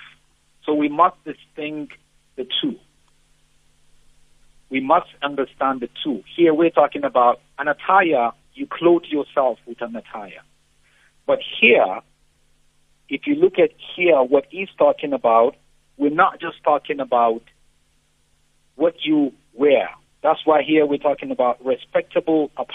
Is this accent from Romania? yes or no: no; Nigeria; moved away; I come from a background where I'm Nigerian. My wife is here. When we go home, when we go to my church at home, when we go to visit my mother and my family